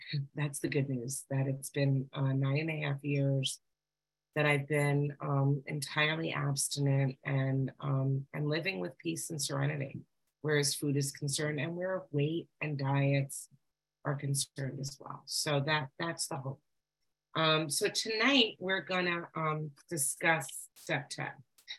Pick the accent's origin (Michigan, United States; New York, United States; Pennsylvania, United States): New York, United States; I'm a recovered compulsive overeater. I'm from New York.